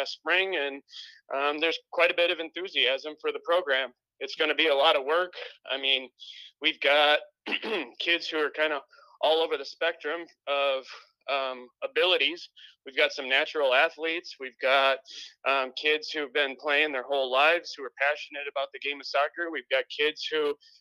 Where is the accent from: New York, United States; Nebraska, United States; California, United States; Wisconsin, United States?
Wisconsin, United States; moved away; I'm actually from Wisconsin originally, so I'm an out-of-towner